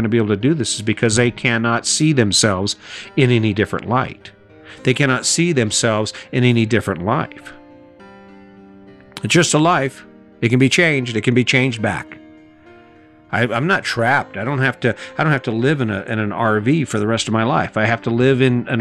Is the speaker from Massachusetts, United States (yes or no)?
no; Cañon City, Colorado, United States; my hometown in Canyon City, Colorado